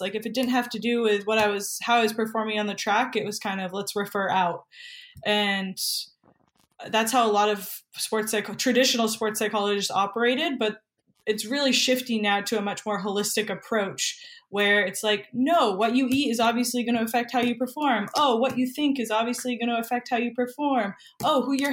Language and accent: English; New Hampshire, United States; moved away as an adult; now in Santa Monica, United States; I'm actually from New Hampshire